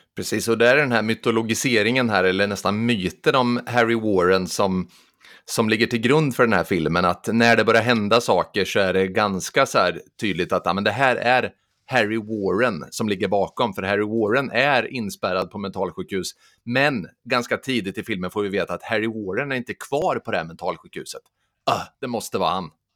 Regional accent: Sturefors, Östergötland, Sweden; i Sturefors där jag kommer ifrån

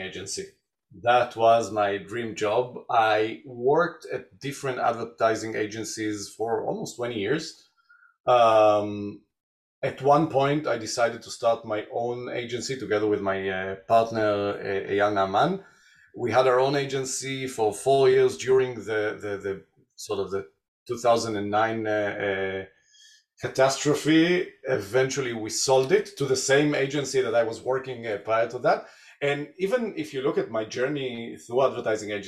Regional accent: Tel Aviv, Tel Aviv District, Israel; I was born and raised in Israel, Tel Aviv

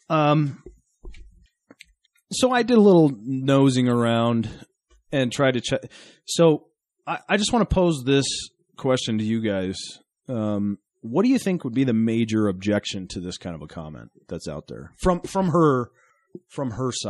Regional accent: Boston, Massachusetts, United States; I tell people I'm from Boston, and they they don't say Boston, they say Baston.

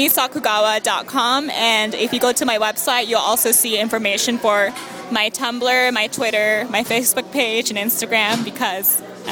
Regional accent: Orange County, California, United States; also born or lived in Los Angeles; I was born and bred in Orange County, and I went to university in Los Angeles, so I've been in SoCal my whole life.

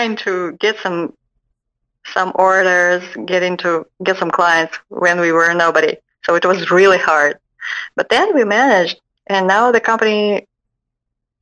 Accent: Russia; moved away as an adult; also born or lived in Moscow; now in Dallas, United States; I came from Russia about 1 year ago.

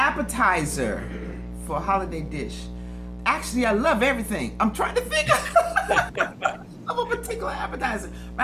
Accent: Washington, District of Columbia, United States; moved away as an adult; now in Berea, United States; I was born and raised in Washington, D.C. I'm a true Washingtonian, like in the city. My father was a Baptist minister there for many years

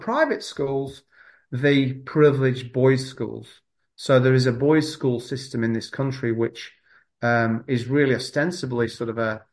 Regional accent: North West England, United Kingdom; now in New Zealand; I grew up, I was born in 1973 in Northwest England, not too far from Yorkshire

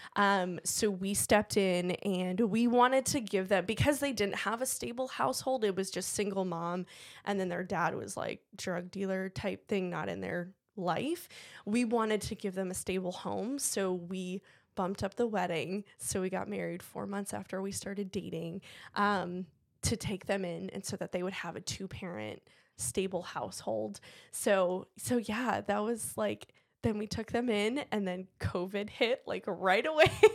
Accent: Cleveland, Ohio, United States; moved away; I was born and raised in Cleveland, same with my husband

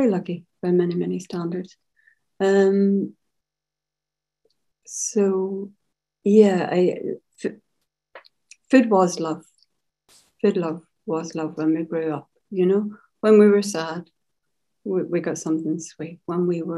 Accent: Carrickfergus, Northern Ireland, United Kingdom; I grew up in Carrickfergus, which is 10 miles outside Belfast on the shores of Belfast Lough

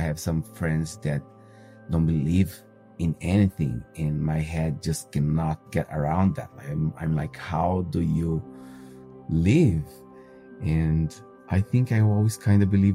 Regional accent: Brazil; moved away; I am 32 and I'm from Brazil.

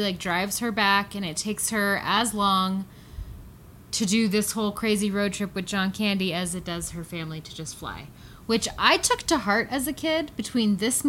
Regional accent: Colorado, United States; We're from Colorado.

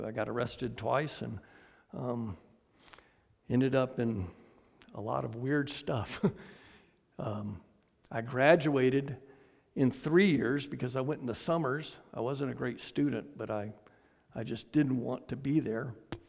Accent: the South, United States; You know, I was raised in the South as we became less prejudiced, if you would.

